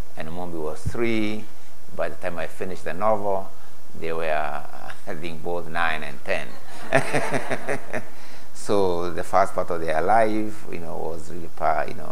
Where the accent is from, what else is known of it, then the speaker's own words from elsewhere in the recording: Kenya; first language Gikuyu; English is a second language; moved away; also born or lived in Leeds; I come from a three-language situation, every Kenyan will have their mother tongue